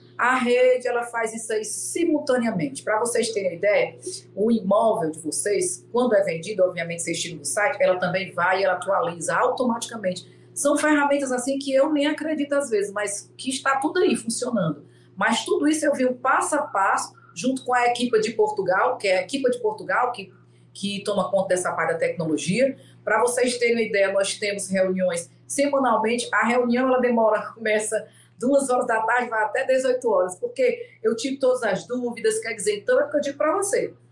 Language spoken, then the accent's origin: Portuguese; Fortaleza, Ceará, Brazil; eu sou aqui de Fortaleza